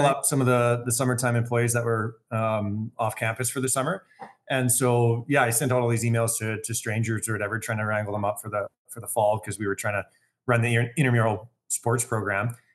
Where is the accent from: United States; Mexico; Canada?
Canada; Calgary, Alberta; born and raised Calgarian. Um, I grew up with a wonderful family, uh, here in Calgary.